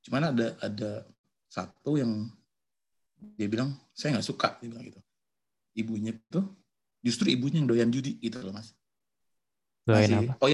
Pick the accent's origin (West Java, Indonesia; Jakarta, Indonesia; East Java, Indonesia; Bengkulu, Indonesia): West Java, Indonesia; Bandung; iya saya dari Bandung